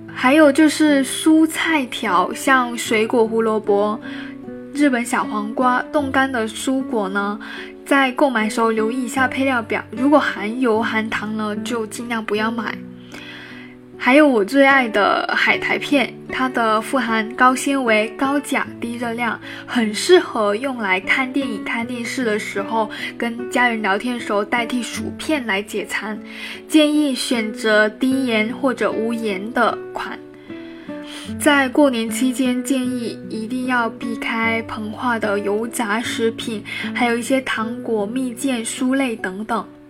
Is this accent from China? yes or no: yes; Guangdong, China; 从小在广东长大的我呢